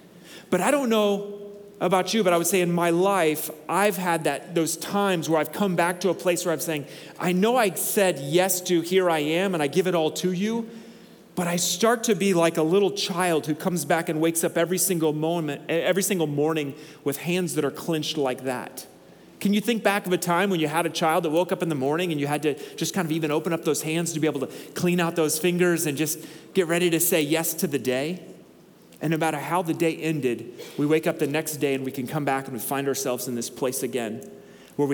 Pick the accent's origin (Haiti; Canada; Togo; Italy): Togo; Northern Togo; When I grew up in Togo, and so I grew up in northern Togo, which is arid half the year and pretty tropical the other half of the year.